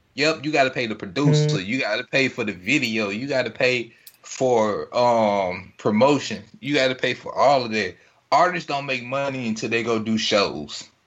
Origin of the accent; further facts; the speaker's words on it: Greenville, Mississippi, United States; coming from Greenville, growing up in Greenville, doing music in Greenville